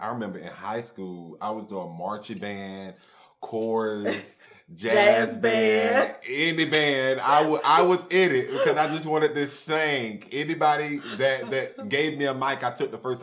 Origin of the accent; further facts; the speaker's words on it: Jacksonville, Florida, United States; I'm born and raised in Jacksonville, Florida